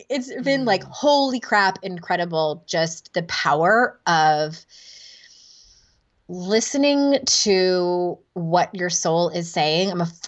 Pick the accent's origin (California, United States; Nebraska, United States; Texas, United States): California, United States; now in North Carolina, United States; I'm from Southern California, born and bred, and we're in rural North Carolina now.